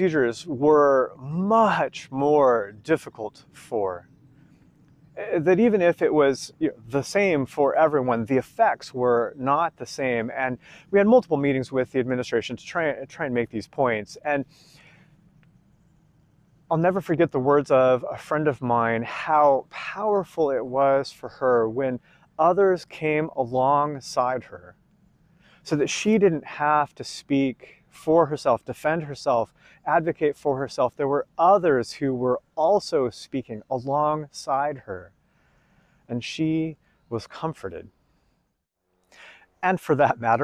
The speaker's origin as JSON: {"language": "English", "country": "United States", "said": "I'm an American"}